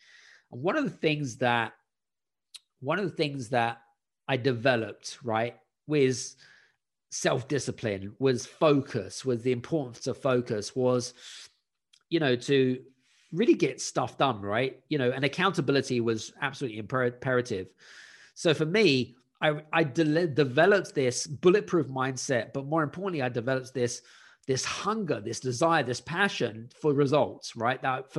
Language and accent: English; United Kingdom; at the time I was living in Scandinavia and I wanted to move back to my home country, back to the UK.